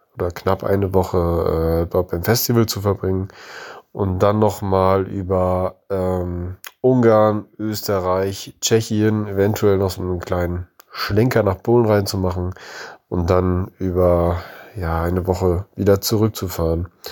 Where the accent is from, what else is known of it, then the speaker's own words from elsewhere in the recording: near East Frisia, Lower Saxony, Germany; wir kommen ganz aus dem Nordwesten Deutschlands, also kurz vor Ostfriesland